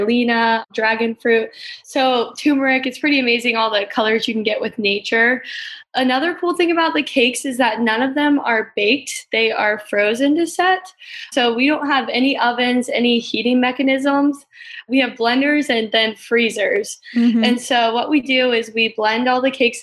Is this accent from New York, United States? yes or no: no; Virginia Beach, Virginia, United States; I was born and raised in Virginia Beach. I still live here now down at the oceanfront